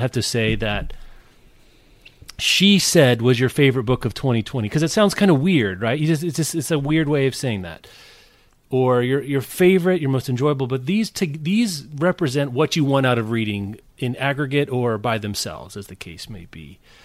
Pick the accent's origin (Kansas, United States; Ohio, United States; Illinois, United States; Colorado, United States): Kansas, United States; I'm from Kansas